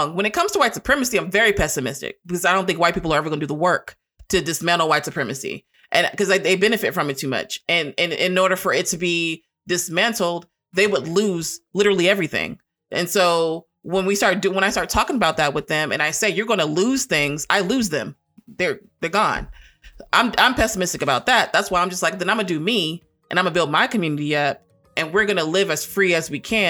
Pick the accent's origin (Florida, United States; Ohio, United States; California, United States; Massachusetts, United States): California, United States; Long Beach; moved away as an adult; now in Arkansas, United States; I'm from California. I'm from Long Beach, California.